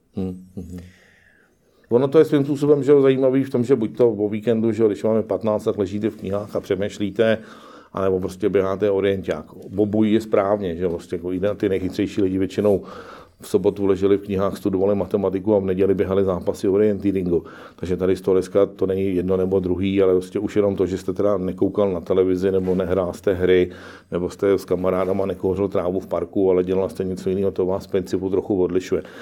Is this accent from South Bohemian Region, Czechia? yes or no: no; Prague, Czechia; sám jsem Pražák